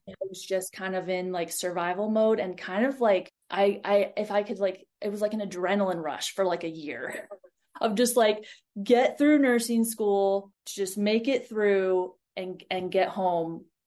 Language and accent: English; Ohio, United States; moved away as an adult; also born or lived in Montana; I grew up in Ohio, like flat Ohio